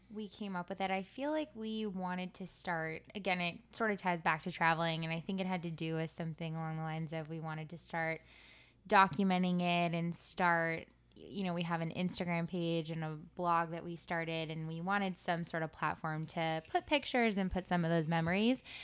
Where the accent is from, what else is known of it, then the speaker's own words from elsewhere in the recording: Santa Monica, California, United States; moved away as an adult; also born or lived in Rhode Island; now in New York City, United States; I am from Santa Monica, California, and I moved out to the East Coast when I went to college at the University of Rhode Island